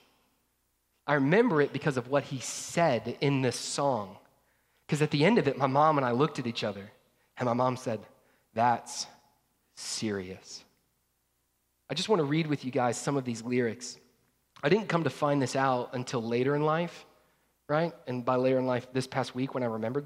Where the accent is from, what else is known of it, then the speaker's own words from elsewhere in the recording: North Georgia, United States; I grew up in North Georgia